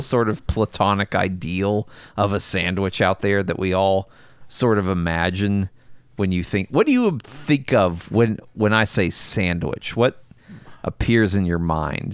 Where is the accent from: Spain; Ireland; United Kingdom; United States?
United States; the South; I'm from the South